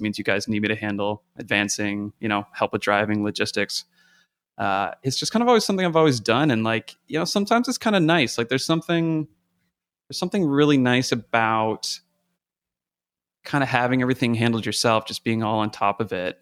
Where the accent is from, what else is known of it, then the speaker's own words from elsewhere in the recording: Canada; moved away as an adult; now in United States; I'm from Canada originally. Uh, kind of cut my teeth up there.